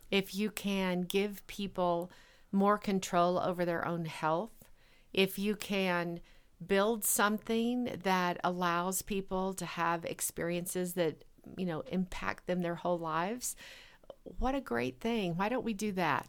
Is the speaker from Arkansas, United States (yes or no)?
yes; rural Arkansas, United States; moved away as an adult; also born or lived in Boulder, Colorado / Bay Area, California; now in Fort Collins, United States; I grew up in a place where a lot of people didn't have an opportunity for education.